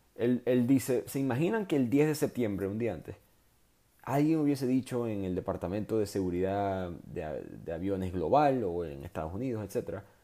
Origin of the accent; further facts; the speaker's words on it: Maracaibo, Zulia, Venezuela; moved away; also born or lived in New York / Houston; yo soy de Maracaibo